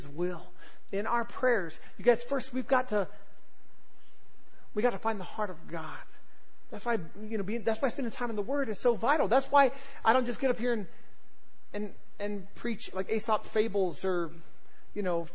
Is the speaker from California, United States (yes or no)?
yes; Southern California, United States; moved away as an adult; also born or lived in Oklahoma; growing up in Southern California